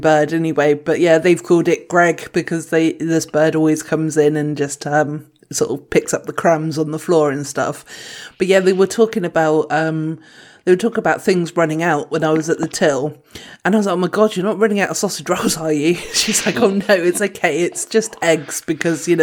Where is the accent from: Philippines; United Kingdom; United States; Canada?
United Kingdom; we're British